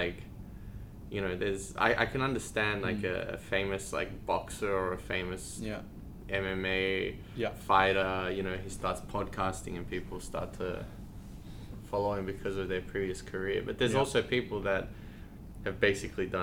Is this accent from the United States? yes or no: no; Australia; moved away as an adult; now in Hong Kong; I'm Australian. I'm from... Australia.